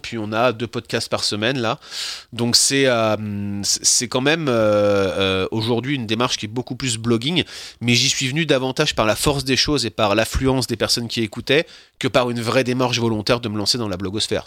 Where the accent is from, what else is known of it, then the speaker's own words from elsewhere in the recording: France; now in Quebec, Canada; en tant que Français, de principe, de facto, j'aurais déjà dû être viré depuis, 6 euh, mois, ne serait-ce que parce que je suis français